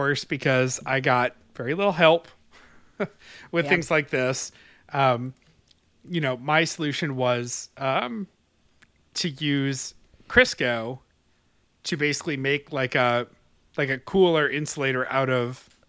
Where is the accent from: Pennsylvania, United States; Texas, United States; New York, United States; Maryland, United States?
New York, United States; Webster; born or raised there